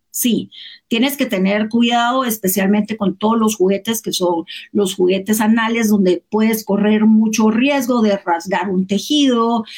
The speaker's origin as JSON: {"language": "Spanish", "country": "Guatemala", "tie": "born or raised there", "also_born_or_lived": "United States", "moved": "as an adult", "said": "yo nací aquí, me fui, estudié aquí, me fui de Guatemala un tiempo"}